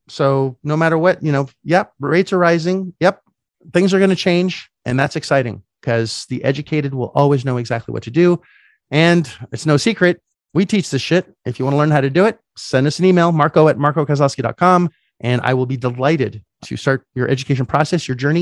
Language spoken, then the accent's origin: English; Canada; moved away; as a Canadian, I couldn't get any debt 'cause I didn't have any credit